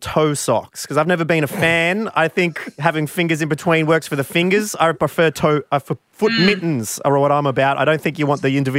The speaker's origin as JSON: {"language": "English", "region": "Victoria", "country": "Australia", "tie": "born or raised there", "said": "I grew up in Victoria."}